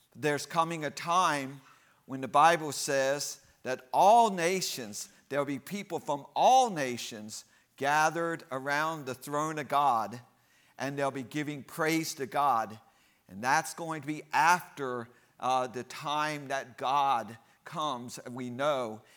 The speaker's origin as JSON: {"language": "English", "country": "United States", "said": "I'm American, so I just know one language"}